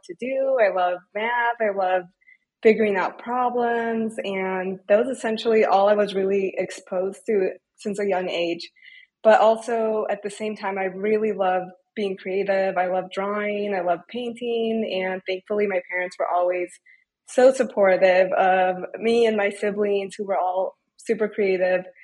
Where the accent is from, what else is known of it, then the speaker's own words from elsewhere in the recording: Detroit, Michigan, United States; I grew up in Metro Detroit